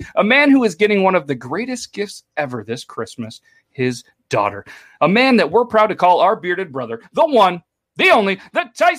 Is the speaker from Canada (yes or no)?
yes; Canada; accent: Canadian; Oh, okay. It's my Canadian accent.